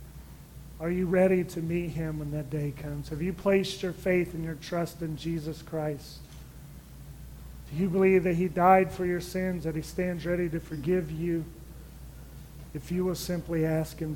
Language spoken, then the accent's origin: English; United States; I'm as American as they get